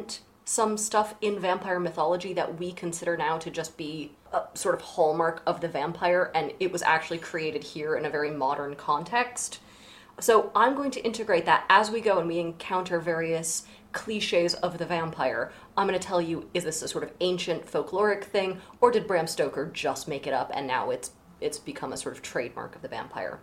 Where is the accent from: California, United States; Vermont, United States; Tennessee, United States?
Vermont, United States; Especially in Vermont, my home state